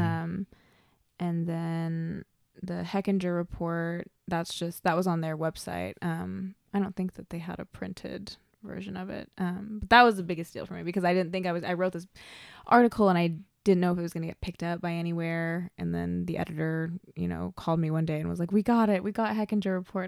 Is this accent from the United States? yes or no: yes; Oklahoma, United States; also born or lived in Shawnee, Oklahoma / Pawnee, Oklahoma / El Reno, Oklahoma; I'm born and raised in Oklahoma. I was born down south in Shawnee and, uh, I moved around, um, growing up.